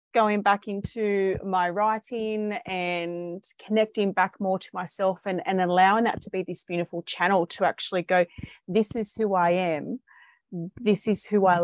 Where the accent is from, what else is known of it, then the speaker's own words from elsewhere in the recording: Sydney, New South Wales, Australia; I am from Sydney, Australia